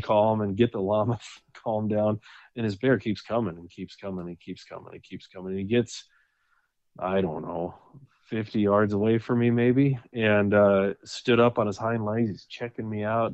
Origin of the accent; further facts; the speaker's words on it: North Dakota, United States; moved away as an adult; now in Wyoming, United States; I was born and raised in North Dakota and, uh, lived there until I was thirty-three, until I, until we moved here to, uh, to Wyoming.